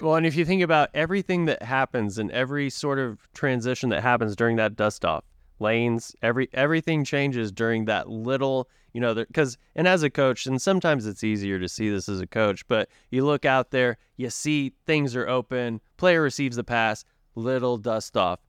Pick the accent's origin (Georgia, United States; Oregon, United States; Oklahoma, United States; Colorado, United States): Oklahoma, United States; Tulsa; moved away as an adult; as I was growing up in Tulsa